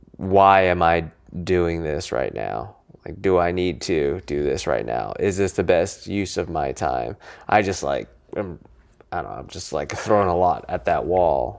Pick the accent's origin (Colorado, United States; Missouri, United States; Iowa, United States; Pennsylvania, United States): Colorado, United States; Niwot; also born or lived in California; I grew up in Colorado, yeah. um, in a town called Niwot, N I W O T.